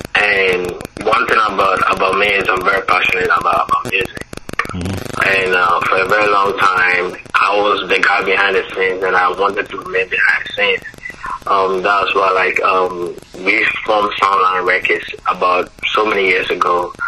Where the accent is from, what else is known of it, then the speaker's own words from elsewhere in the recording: Ghana; moved away; also born or lived in Florida; Originally, I was born in Ghana. Mm-hmm. You know, but when I came to the States, I lived in Florida, and then from Florida, I've kind of traveled to a lot of places.